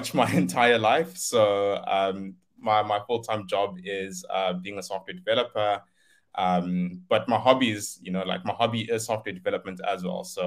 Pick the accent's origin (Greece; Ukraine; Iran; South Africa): South Africa; Limpopo; moved away as an adult; also born or lived in Cape Town; I come from Limpopo. I was born and raised there. Moved to Cape Town to do my studies.